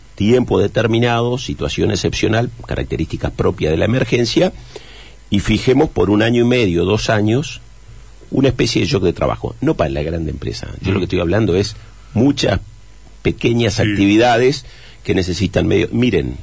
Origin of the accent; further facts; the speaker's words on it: Chajarí, Entre Ríos, Argentina; en Chajarí, en mi pueblo